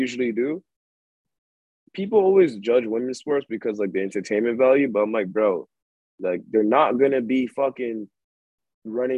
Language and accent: English; Ghana; I'm from Ghana, too.